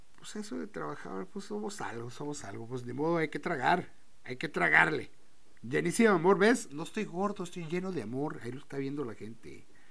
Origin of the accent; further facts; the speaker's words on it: Tijuana, Baja California, Mexico; Soy de Baja California, soy de Tijuana, cabrón. Soy de aquí de Tijuana